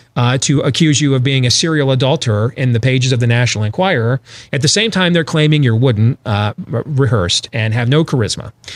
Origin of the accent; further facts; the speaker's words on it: Michigan, United States; in my home state of Michigan right now